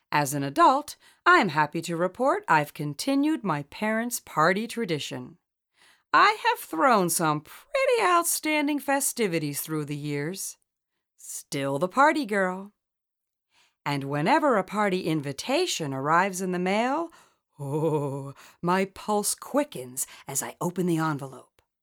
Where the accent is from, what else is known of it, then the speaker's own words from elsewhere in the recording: Collingswood, New Jersey, United States; growing up in Collingswood, New Jersey.